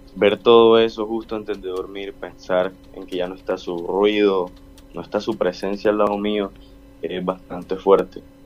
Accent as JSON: {"language": "Spanish", "town": "Barranquilla", "region": "Atlántico", "country": "Colombia", "said": "como barranquilleros y colombianos"}